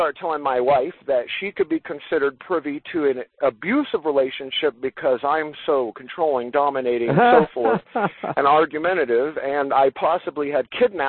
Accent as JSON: {"language": "English", "town": "Los Angeles", "region": "California", "country": "United States", "tie": "born or raised there", "moved": "yes", "lives_now": "Atlanta, United States", "said": "I grew up in Los Angeles. I grew up in an entirely different world than my wife did."}